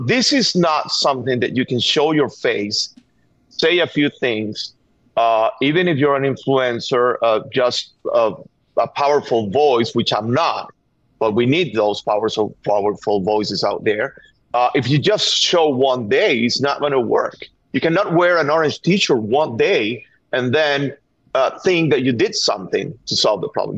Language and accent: English; Venezuela; English is a second language; moved away as an adult; now in United States; We are from Venezuela. I thought that my kid should have chances that I, I, I was not seeing in my country